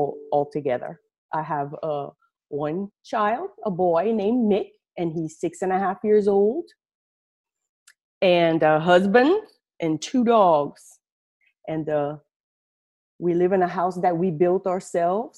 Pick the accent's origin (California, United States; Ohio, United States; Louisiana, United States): Louisiana, United States; Acadiana; I'm from down south in Louisiana, way down south in Louisiana. I'm sure you can tell through my accent. We live in a region called Acadiana